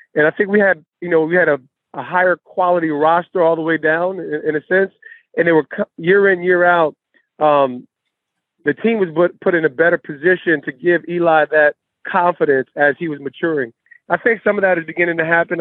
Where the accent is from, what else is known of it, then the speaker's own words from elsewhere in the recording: East Orange, New Jersey, United States; when I grew up in East Orange